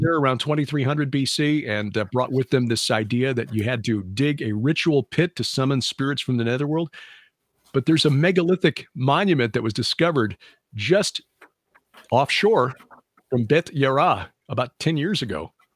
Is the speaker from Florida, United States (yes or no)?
no; Chicago, Illinois, United States; now in Missouri, United States; growing up in Chicago